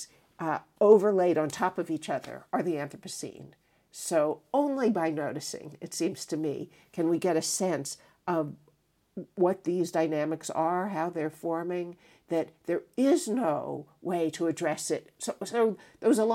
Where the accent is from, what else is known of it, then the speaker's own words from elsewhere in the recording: United States; as an American